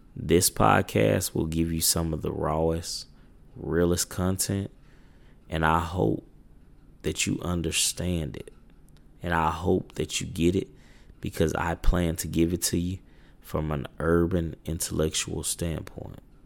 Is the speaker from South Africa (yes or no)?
no; Little Rock, Arkansas, United States; I'm from Little Rock, Arkansas.